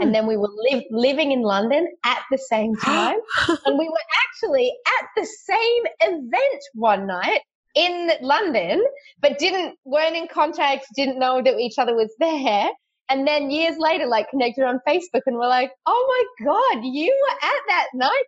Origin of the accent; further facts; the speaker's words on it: Sydney, New South Wales, Australia; So I'm from Sydney. Which is the biggest city in Australia. I live in the eastern suburbs near the beaches.